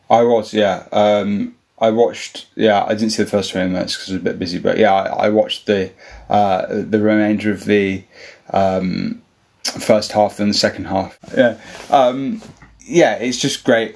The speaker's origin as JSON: {"language": "English", "town": "Birmingham", "region": "West Midlands", "country": "United Kingdom", "said": "We're all from Birmingham"}